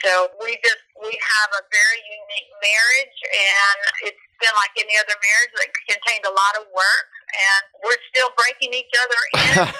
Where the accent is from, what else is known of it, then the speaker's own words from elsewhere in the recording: Missouri, United States; moved away as an adult; also born or lived in Denver, Colorado; We're from Missouri, and God gave us a great life together. And at one point in our ministry, we left our home in the St. Louis area and moved to Denver in 1991 with small kids.